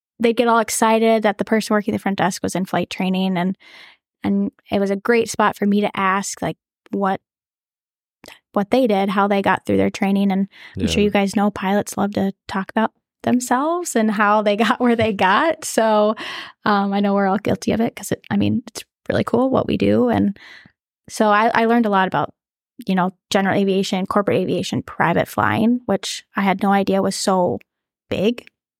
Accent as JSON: {"language": "English", "region": "North Dakota", "country": "United States", "said": "I'm from North Dakota."}